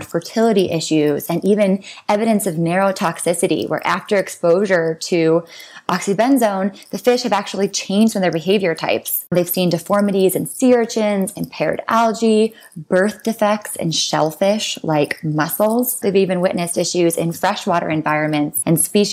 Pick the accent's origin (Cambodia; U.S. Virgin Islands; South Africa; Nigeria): U.S. Virgin Islands; I was born and raised on St. John in the U.S. Virgin Islands